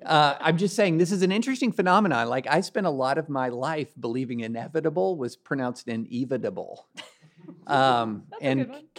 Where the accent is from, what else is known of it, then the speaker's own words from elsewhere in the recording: Kentucky, United States; I grew up in Kentucky, where we pronounce words phonetically.